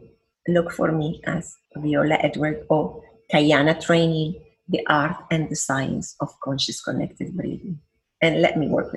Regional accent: Iraq; born there; also born or lived in Venezuela; I was born in Iraq. Look how is Iraq. Then my mother is Lebanese. This is my other country. Look how is Lebanon. Then I love Venezuela. I'm a Venezuelan.

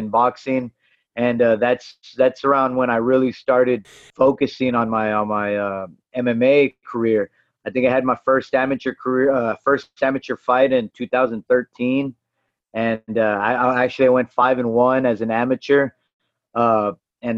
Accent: San Benito, Texas, United States; also born or lived in Waco, Texas; I'm originally from San Benito, Texas.

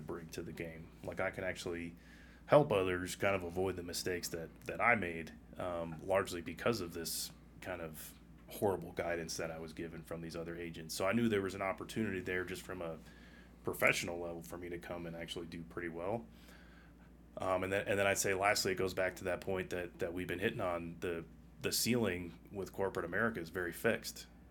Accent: Massachusetts, United States; moved away as an adult; also born or lived in Colorado / New York / Virginia / Minnesota; I'm from Massachusetts originally, and outside of that, I've been in Colorado, New York, Virginia

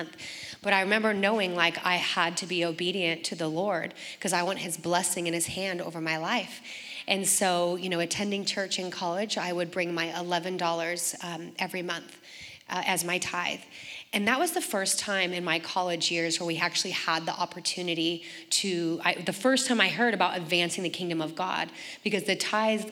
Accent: Oregon, United States; moved away as an adult; also born or lived in San Diego; I grew up in Oregon, and then I flew to San Diego in 1996

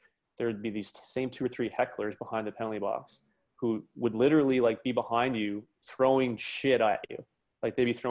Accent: New Glasgow, Nova Scotia, Canada; also born or lived in Windsor, Ontario / Halifax, Nova Scotia; where I grew up in Nova Scotia

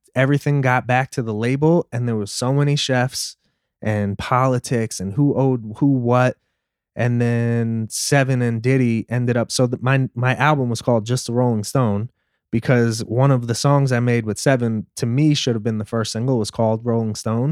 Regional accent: New York City, New York, United States; growing up in Brooklyn

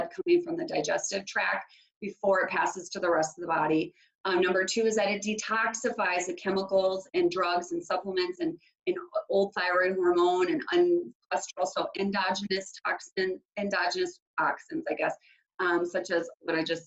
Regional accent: Minneapolis–Saint Paul, Minnesota, United States; So I am from the Twin Cities in Minnesota, and I was born and raised here.

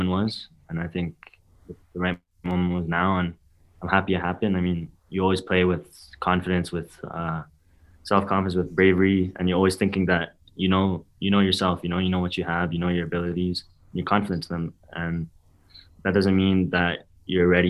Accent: Vancouver, British Columbia, Canada; growing up in Vancouver and playing in the academy

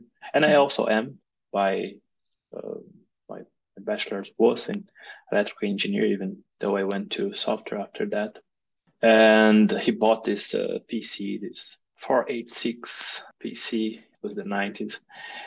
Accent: Brazil; moved away as an adult; also born or lived in Germany; now in Portugal; I moved here to Portugal, but I'm originally from Brazil.

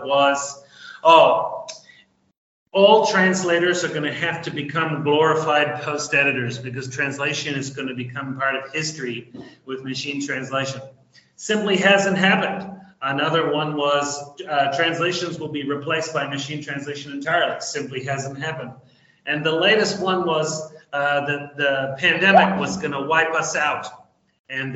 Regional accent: New Zealand; moved away as an adult; now in Argentina; I'm originally from New Zealand, although I have been living in Latin America, specifically Argentina, for almost 30 years now.

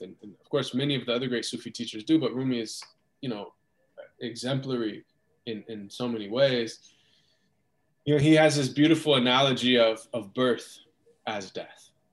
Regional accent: United States; growing up in America

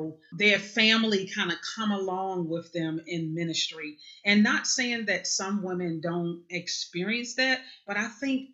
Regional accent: Baltimore, Maryland, United States; now in Parkton, United States; I was born in Baltimore City. Right now I live in Parkton, Maryland, which is actually about 35, 40 minutes north of Baltimore City, but born and raised in Baltimore City

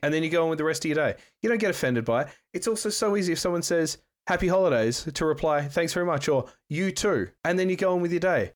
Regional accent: Perth, Western Australia, Australia; Canning Highway in Perth, Western Australia, my hometown

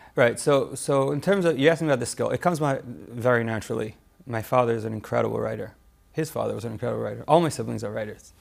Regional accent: Toronto, Ontario, Canada; moved away as an adult; also born or lived in Cincinnati; I grew up in Toronto um, lived there until I got married

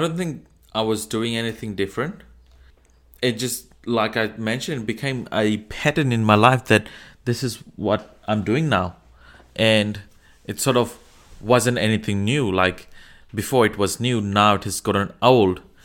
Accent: Fiji; now in Australia; I'm from Fiji. I live in Australia.

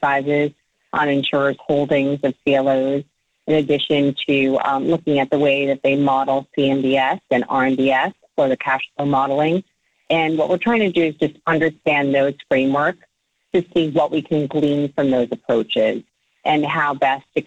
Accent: Cliffside Park, New Jersey, United States; My hometown is Cliffside Park, New Jersey

